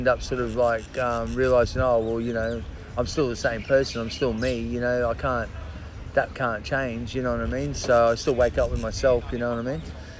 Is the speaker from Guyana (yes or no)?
no; Brisbane, Queensland, Australia; also born or lived in Auckland, New Zealand; I grew up in Brisbane, Australia. My parents are Australian. So in theory, I was born here, so that technically made me a New Zealander.